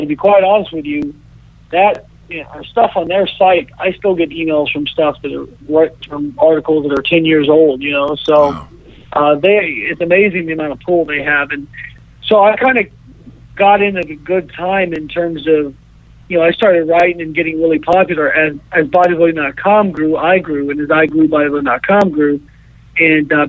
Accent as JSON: {"language": "English", "town": "Evansville", "region": "Indiana", "country": "United States", "tie": "born or raised there", "moved": "yes", "said": "my hometown of Evansville"}